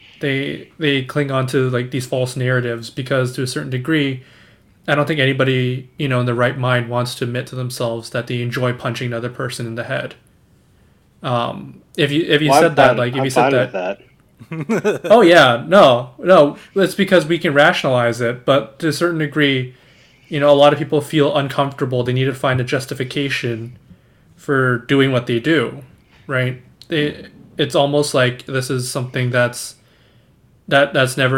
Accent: Markham, Ontario, Canada; growing up in Canada, I grew up in Markham

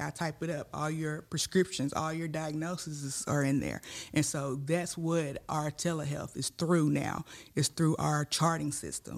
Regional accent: Tigrett, Tennessee, United States; also born or lived in Dyersburg, Tennessee; I'm from a little town called Tigret

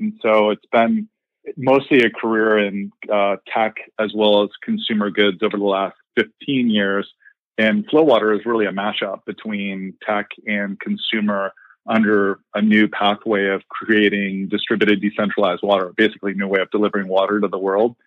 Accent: Columbus, Ohio, United States; moved away; also born or lived in Indiana; I am a Midwesterner, grew up in Columbus, Ohio

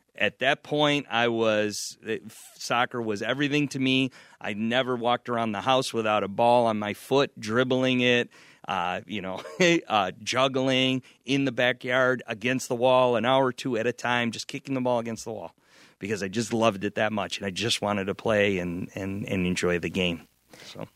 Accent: Niagara Falls, New York, United States; also born or lived in Wheatfield, New York; I grew up in Niagara Falls

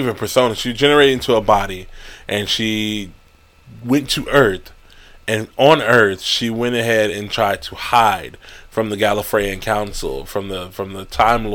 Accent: United States; I'm African American

